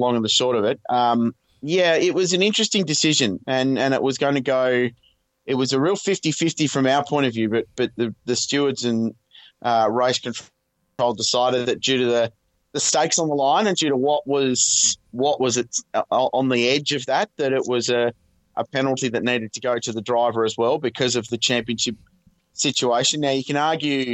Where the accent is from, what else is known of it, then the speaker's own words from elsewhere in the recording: Australia; as an Australian